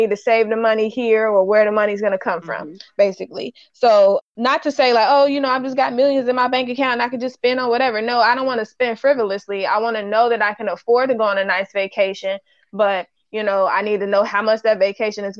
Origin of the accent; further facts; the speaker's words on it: Ohio, United States; I'm from Ohio, so we call it Dixie cup